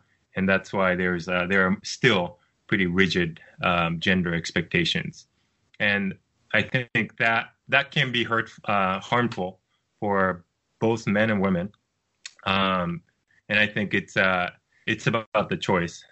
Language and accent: English; Japan; moved away as an adult; also born or lived in United States; when I was growing up in Japan